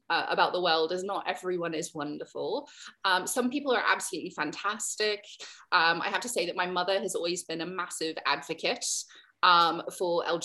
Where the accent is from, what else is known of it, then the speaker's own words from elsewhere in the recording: North Carolina, United States; also born or lived in England; now in Netherlands; So I'm from the {S1} Appalachian Mountains, Appalachian Mountains of North Carolina. Um, but I've not lived there for a long time, which my accent suggests. So I lived in England for 17 years before I then relocated to the Netherlands